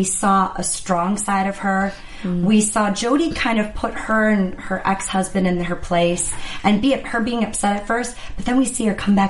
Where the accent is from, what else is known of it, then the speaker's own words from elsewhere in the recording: Wisconsin, United States; accent: Wisconsin; moved away; I'm from the Midwest, so when I hear that accent, to me, it's like nails on a chalkboard because it's so harsh. And I know when I go back home to Wisconsin, I pick up my accent like that.